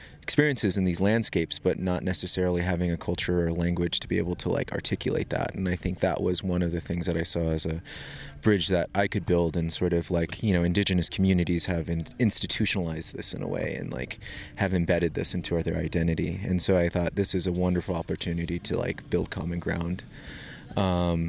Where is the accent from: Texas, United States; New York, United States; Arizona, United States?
Arizona, United States; northeastern; now in Denver, United States; I'm originally from the Navajo Nation in northeastern Arizona.